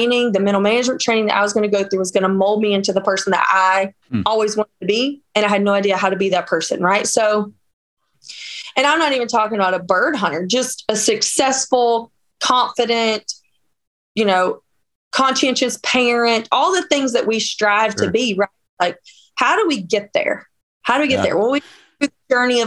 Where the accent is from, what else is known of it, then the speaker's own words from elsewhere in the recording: Northeast Georgia, United States; now in Wisconsin, United States; And I am from Georgia. I'm from Northeast Georgia